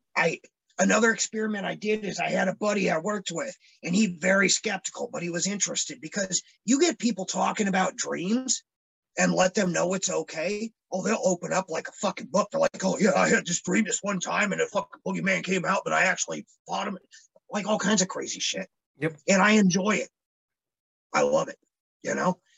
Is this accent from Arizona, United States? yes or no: yes; Phoenix, Arizona, United States; moved away; growing up, I grew up in Phoenix, Arizona.